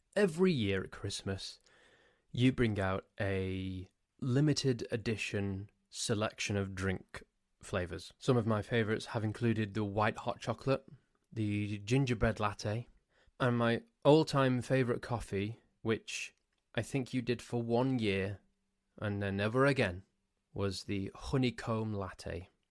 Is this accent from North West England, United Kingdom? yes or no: yes; Crewe, North West England, United Kingdom; also born or lived in Nantwich / Sandbach; I grew up in the town of Crewe.